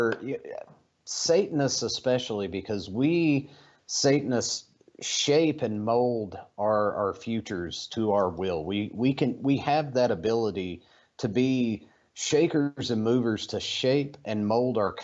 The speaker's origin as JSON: {"language": "English", "region": "Eastern Kentucky", "country": "United States", "tie": "born or raised there", "moved": "yes", "said": "Growing up in Eastern Kentucky, as a poor child"}